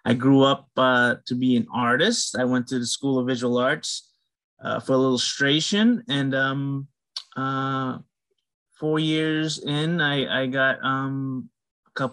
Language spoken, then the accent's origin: English; Guyana; I'm from the Caribbean. I'm from, I guess you can call it West Indian, you know. I'm Guyanese.